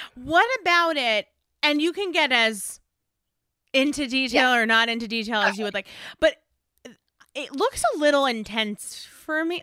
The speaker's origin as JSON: {"language": "English", "region": "East Coast", "country": "United States", "moved": "yes", "lives_now": "Los Angeles, United States", "said": "I'm from the East Coast, I get freezing weather"}